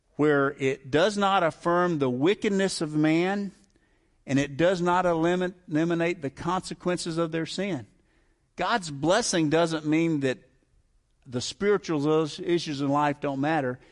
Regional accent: the South, United States; I grew up in the South

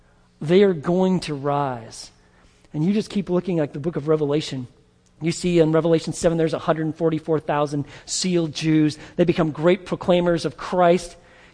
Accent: United States; Most of us are good old American. We don't even know what our descendants are. You know what I'm saying? We're just American, right? We don't know. We're about as Gentile as they come.

